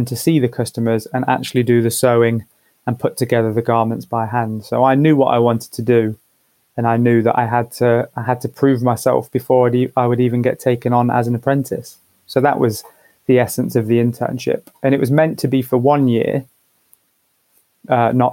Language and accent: English; Leicester, East Midlands, United Kingdom; now in London, United Kingdom; growing up in Leicester in the sort of late 90s, early 2000s